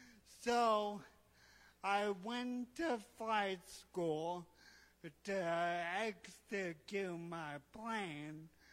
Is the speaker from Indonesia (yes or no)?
yes; Indonesia; So My story, I grew up in Indonesia, the son of missionary parents, and faith has always been very important for me.